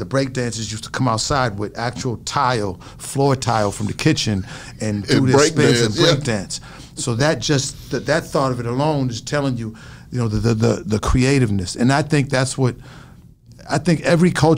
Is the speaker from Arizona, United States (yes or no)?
no; Boston, Massachusetts, United States; I'm from Roxbury, Dorchester section of Massachusetts